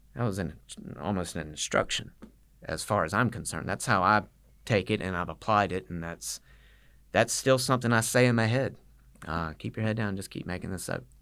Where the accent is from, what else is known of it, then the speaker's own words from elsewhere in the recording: Statesboro, Georgia, United States; I'm from Statesboro